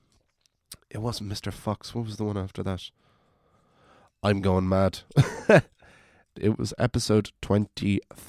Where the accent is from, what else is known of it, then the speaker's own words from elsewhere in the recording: Wicklow, Leinster, Ireland; now in Dublin, Ireland; I'm from Wicklow, of course. And I live in Dublin